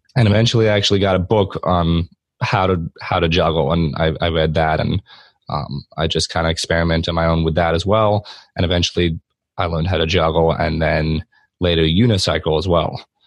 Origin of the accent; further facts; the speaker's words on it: Delaware, United States; also born or lived in Pennsylvania; I live in Delaware with my mom, dad, brother, and sister. And we lived here pretty much my whole life. Um, I was born in Pennsylvania, like 30 minutes away, but pretty much the same area my whole life.